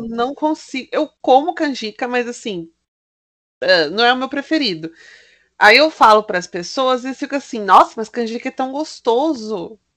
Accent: Mogi das Cruzes, São Paulo, Brazil; born or raised there

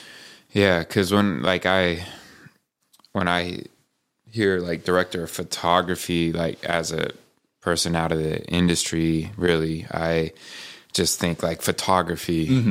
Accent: Medical Lake, Washington, United States; I'm from Medical Lake, y'all.

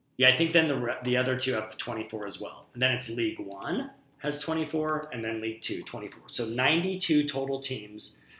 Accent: United States

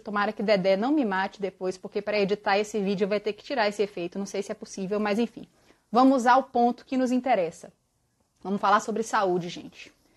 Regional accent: Bahia, Brazil; moved away; eu mato a saudade da minha terra, que eu tô dois anos sem visitar

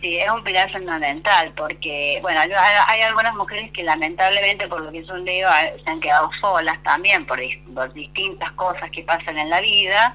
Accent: San Luis, Argentina; yo soy oriunda de la provincia de San Luis Capital. es un 25 de agosto, día de San Luis, así que soy muy puntana

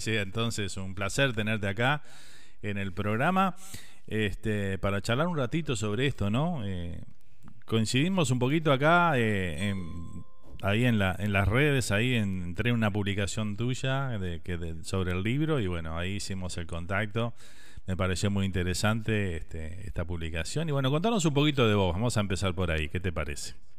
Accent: Uruguay; moved away; con cualquier uruguayo que hables, este, siempre extrañamos las mismas cosas

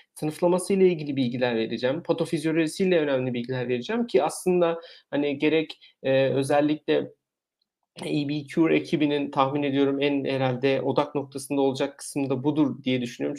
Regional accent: Eskişehir, Turkey; moved away as an adult; now in Germany; Eskişehir doğumluyum.

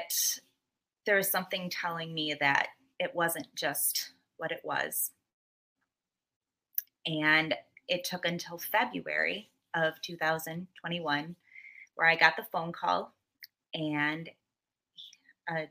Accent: Muskego, Wisconsin, United States; I am from Muskego, Wisconsin

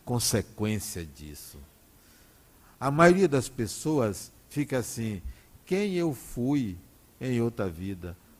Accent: Salvador, Bahia, Brazil; also born or lived in Acajutiba, Bahia; Nós viemos de Acajutiva para Salvador, no dia vinte e seis de janeiro de mil novecentos e sessenta e quatro

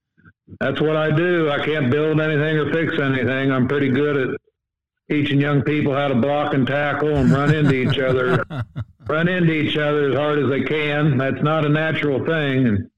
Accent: Noblesville, Indiana, United States; I grew up in Noblesville, Indiana

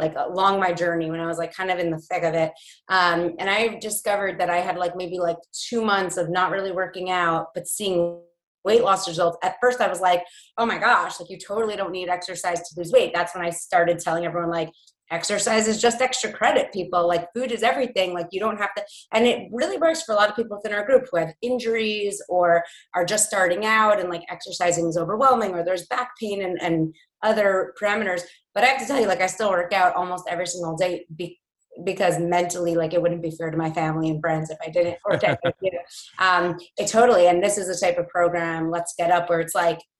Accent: New York, United States; growing up in New York and now like raising a whole household and everything

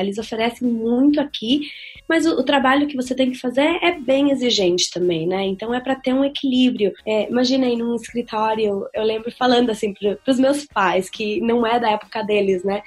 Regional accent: Venezuela; now in Dublin, Ireland; eu na verdade, sou metade venezuelana, né? Então, eu sou nascida na Venezuela mesmo

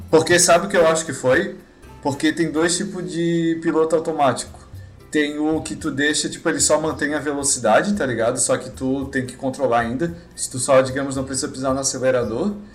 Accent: São José, Santa Catarina, Brazil; Nós somos do São José

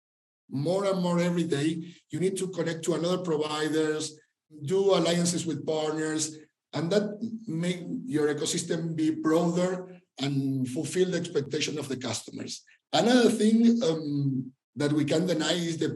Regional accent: Argentina; moved away as an adult; now in Mexico; I'm from Argentina originally, but I've been living in Mexico since 2011

